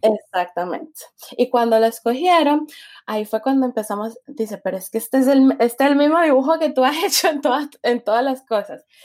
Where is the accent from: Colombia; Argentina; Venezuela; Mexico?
Colombia; Cali, Valle del Cauca; moved away as an adult; also born or lived in Washington / New Zealand; nací en Cali, me crié en Cali y dejé Cali a los 20 años, tengo 25.